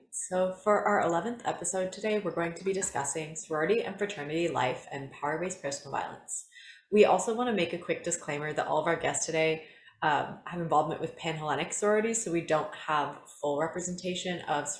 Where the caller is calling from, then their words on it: Irvine, California, United States; I'm calling in from Irvine today.